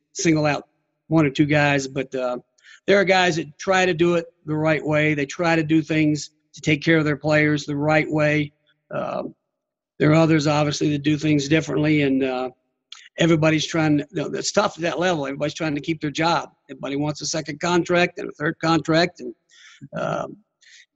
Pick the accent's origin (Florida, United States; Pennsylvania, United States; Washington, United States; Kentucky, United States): Kentucky, United States; now in Virginia, United States; I'm from Kentucky